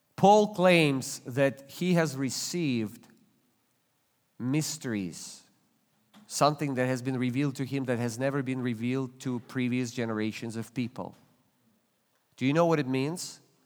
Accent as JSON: {"language": "English", "country": "Russia", "tie": "born or raised there", "moved": "yes", "lives_now": "United States", "said": "I was born and raised in Russia"}